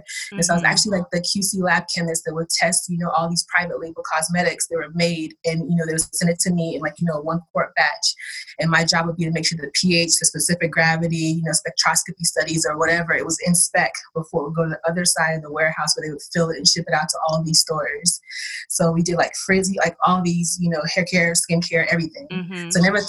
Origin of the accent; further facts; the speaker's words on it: Ugep, Cross River, Nigeria; now in United States; I was born in Nigeria. And you know how it takes a long time to get your paperwork and everything straight. So going back as an adult was a completely different story because my village where I'm from at Cross River State is very, very rural.